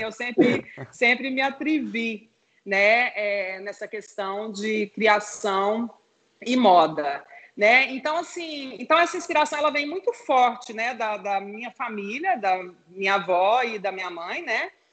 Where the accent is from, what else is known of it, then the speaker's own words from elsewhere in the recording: Goiás, Brazil; Nós três somos de Goiás